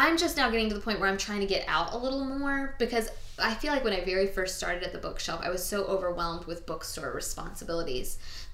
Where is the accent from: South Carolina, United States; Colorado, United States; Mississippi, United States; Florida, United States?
Florida, United States; Tallahassee; now in Thomasville, United States; I grew up in Tallahassee